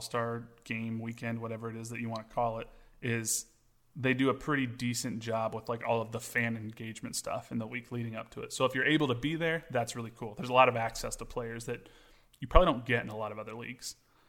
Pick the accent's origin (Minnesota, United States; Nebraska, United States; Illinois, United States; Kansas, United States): Kansas, United States; We're from Kansas.